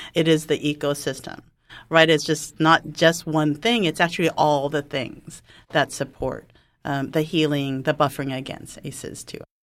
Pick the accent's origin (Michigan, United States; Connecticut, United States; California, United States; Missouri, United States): California, United States; I'm a Californian